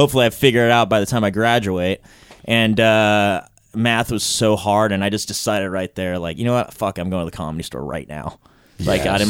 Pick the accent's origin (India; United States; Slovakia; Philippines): United States; Long Beach, California; I'm from Long Beach